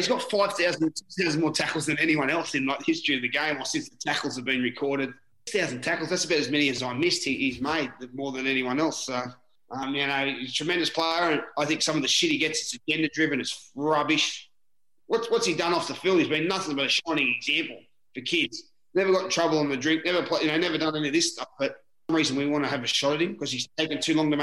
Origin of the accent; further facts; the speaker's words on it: Newcastle, New South Wales, Australia; I'm a halfback from Newcastle